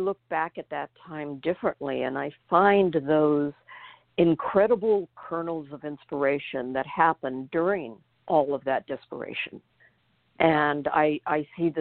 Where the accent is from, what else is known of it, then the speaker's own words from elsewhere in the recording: Covina, California, United States; also born or lived in Germany; I grew up in Covina, California